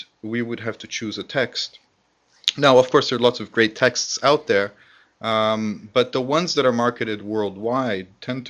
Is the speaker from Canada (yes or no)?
yes; Canada; moved away as an adult; also born or lived in Okinawa; now in Japan; Well, I've been teaching in Japan for going on 9 years now. I'm originally from Canada.